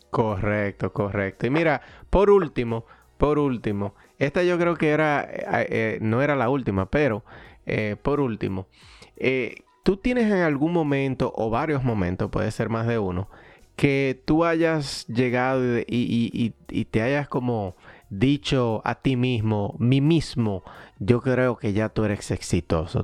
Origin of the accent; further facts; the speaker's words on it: Dominican Republic; dominicanos que somos